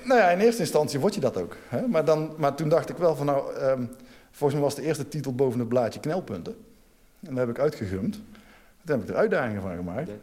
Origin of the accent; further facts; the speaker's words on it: North Brabant, Netherlands; ik ben Brabander